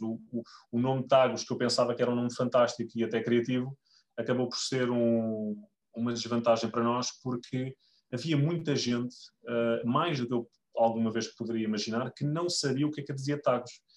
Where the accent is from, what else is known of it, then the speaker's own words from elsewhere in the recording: Lisbon, Portugal; eu sou de Lisboa